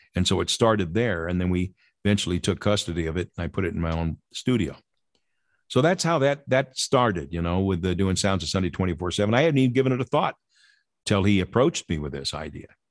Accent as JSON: {"language": "English", "town": "Lynwood", "country": "United States", "tie": "born or raised there", "said": "my ward growing up in Linwood"}